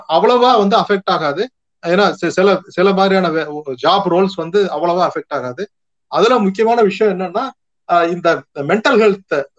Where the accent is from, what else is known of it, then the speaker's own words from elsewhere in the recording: Tamil Nadu, India; நம்ம தமிழ்நாட்டிலேயே